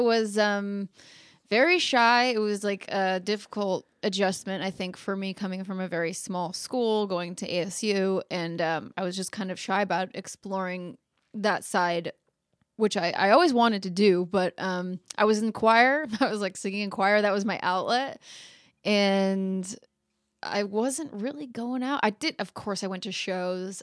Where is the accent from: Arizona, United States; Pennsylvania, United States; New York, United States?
Arizona, United States; Phoenix; now in Los Angeles, United States; I'm from Phoenix, Arizona. Like, I'm not from the South.